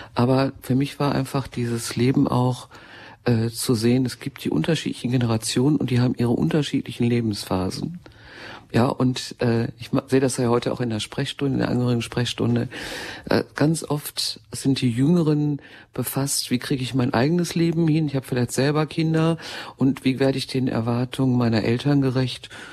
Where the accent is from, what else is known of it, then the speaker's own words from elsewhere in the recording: Ruhr area, North Rhine-Westphalia, Germany; ich stamme ja mitten aus dem Ruhrgebiet